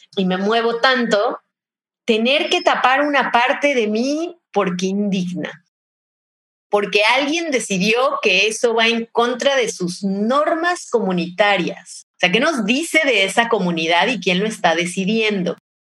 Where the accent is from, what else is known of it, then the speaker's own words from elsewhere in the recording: Mexico; soy de México y acá tenemos una diversidad culinaria increíble